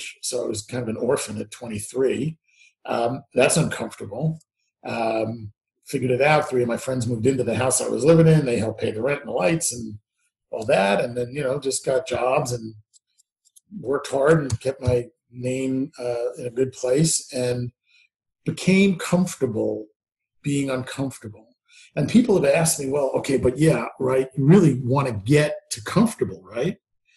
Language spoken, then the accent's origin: English; New York, United States; But I was born in New York, bred in New York